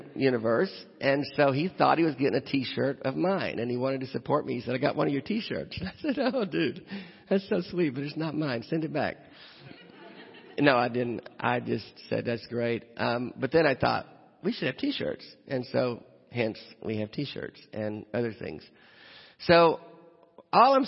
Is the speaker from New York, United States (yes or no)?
no; Nashville, Tennessee, United States; I'm from Nashville